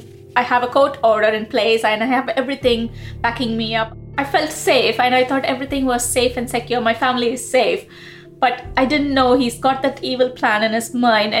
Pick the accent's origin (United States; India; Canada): India; moved away as an adult; now in United Kingdom; I was born in India and moved to UK in 2009 after I got married. And I've been living in UK since then.